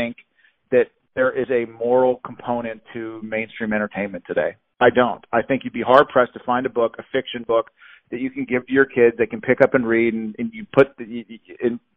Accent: Pittsburgh, Pennsylvania, United States; I'm from Pittsburgh, Pennsylvania

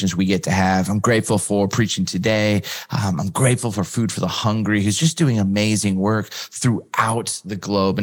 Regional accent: West Coast, United States; I grew up on the West Coast.

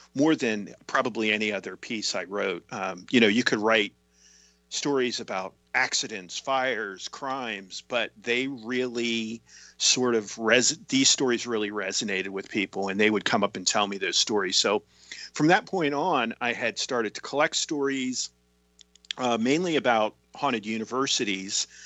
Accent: Tyrone, Pennsylvania, United States; my hometown of Tyrone, Pennsylvania

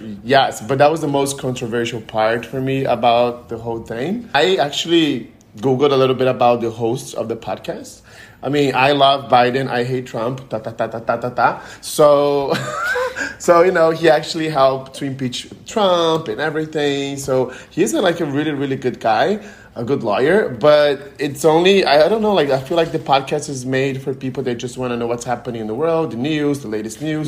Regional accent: Brazil; moved away as an adult; also born or lived in Connecticut / Denver; now in Miami, United States; I'm from Brazil originally

